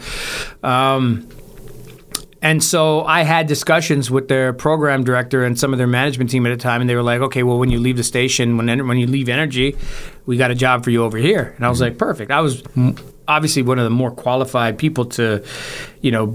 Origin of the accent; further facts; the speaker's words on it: Toronto, Ontario, Canada; I'm from Toronto. This is where I'm from